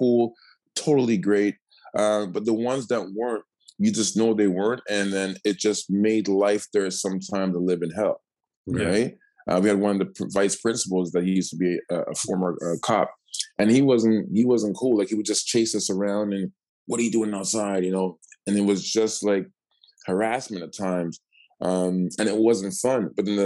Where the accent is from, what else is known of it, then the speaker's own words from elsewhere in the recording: Toronto, Ontario, Canada; also born or lived in Markham; I grew up in Toronto first, and then my mom was like, we need a bigger house. So like Lansdowne in St. Clair first, and then we went to Scarborough